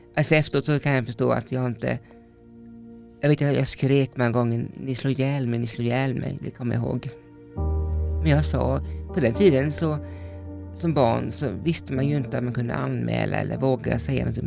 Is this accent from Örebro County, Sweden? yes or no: no; Vetlanda, Jönköping County, Sweden; Jag kommer från Småland och jag är uppvuxen eh, med min pappa och mamma